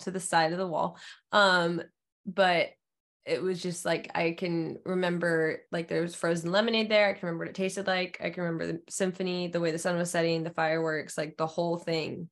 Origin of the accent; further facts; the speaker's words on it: Alaska, United States; moved away; during the winters, it was always, like, seventy-five percent dark all day in Alaska. and we would just play outside in the snow